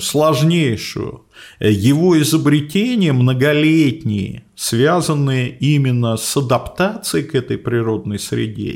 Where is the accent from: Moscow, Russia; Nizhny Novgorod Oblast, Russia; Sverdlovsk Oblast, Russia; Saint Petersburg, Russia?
Moscow, Russia; first language Russian; я родился и вырос в Москве, учился в московской школе, закончил московский вуз